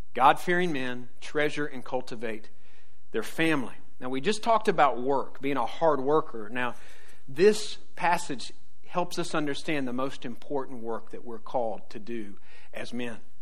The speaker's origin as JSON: {"language": "English", "region": "the South", "country": "United States", "tie": "born or raised there", "said": "I grew up in the South"}